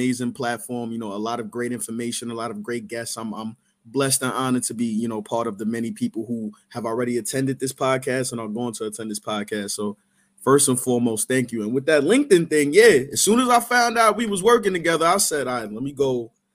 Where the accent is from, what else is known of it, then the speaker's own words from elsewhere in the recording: New York City, New York, United States; I'm from Queens